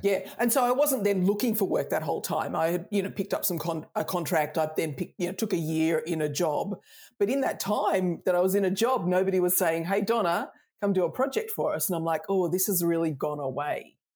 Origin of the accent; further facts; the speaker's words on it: Australia; accent: Australian; I'm Australian, I grew up Australian